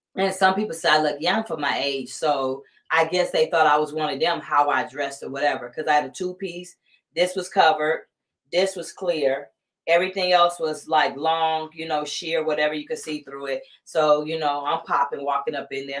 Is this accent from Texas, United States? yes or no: no; Columbus, Georgia, United States; moved away as an adult; now in California, United States; I'm from Columbus, Georgia, born and raised there